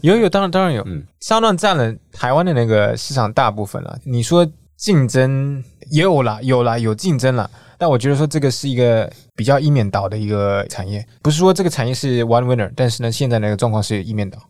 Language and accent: Chinese; Singapore; moved away as an adult; now in Taiwan; 我是新加坡人，我今年三十六岁。 在下一部长大，然后呢是在二零一四年左右呢才开始在台湾花多一点时间